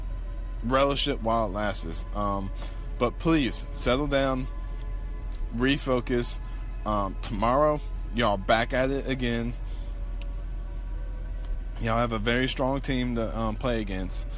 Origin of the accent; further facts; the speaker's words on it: Arkansas, United States; accent: drawl; I have a bit of a draw, so I'm sorry. I'm from Arkansas. Blame the Southern heritage